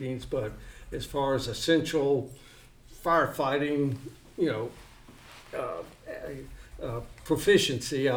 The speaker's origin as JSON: {"language": "English", "town": "Germantown", "region": "Tennessee", "country": "United States", "tie": "born or raised there", "said": "I grew up in Germantown"}